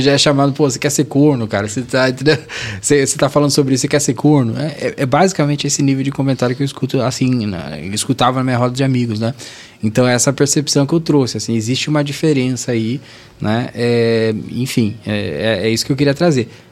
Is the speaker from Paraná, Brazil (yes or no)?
yes; Guarapuava, Paraná, Brazil; moved away; Sou, sou de, do Paraná. Sim. Interior de, é próximo de Curitiba